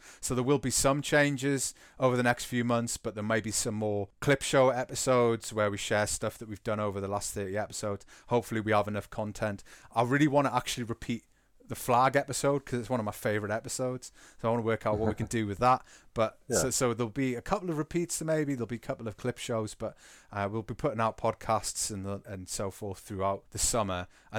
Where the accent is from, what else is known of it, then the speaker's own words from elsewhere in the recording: England, United Kingdom; If you hadn't realised, we're English, and therefore we are contractually obliged to talk about what happened on Sunday